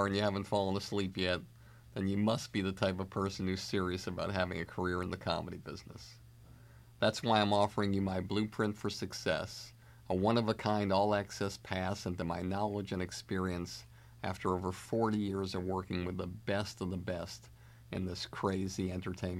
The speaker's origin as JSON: {"language": "English", "town": "Boston", "region": "Massachusetts", "country": "United States", "said": "I'm from Boston."}